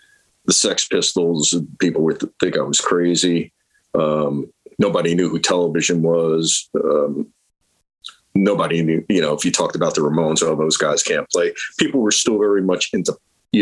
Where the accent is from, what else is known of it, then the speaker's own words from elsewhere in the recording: Lyndhurst, New Jersey, United States; also born or lived in West Paterson; I grew up in I was born in Jersey City. I grew up mostly in Lyndhurst, which is right by the Meadowlands